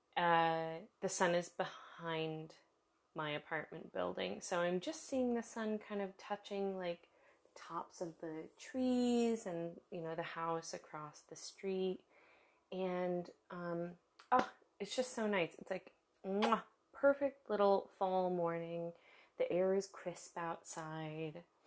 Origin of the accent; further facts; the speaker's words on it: United States; now in Germany; I live in Germany. I am American